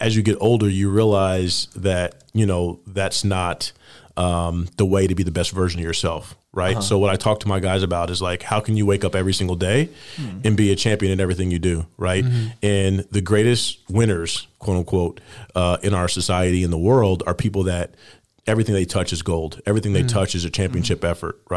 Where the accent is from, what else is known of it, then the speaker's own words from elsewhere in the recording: Indiana, United States; moved away; growing up in Indiana, basketball was king